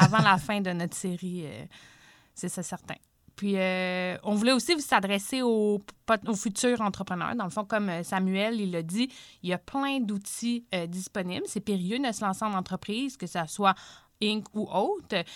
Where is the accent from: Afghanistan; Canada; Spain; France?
Canada; Saint-Hyacinthe, Quebec; je viens de Saint-Hyacinthe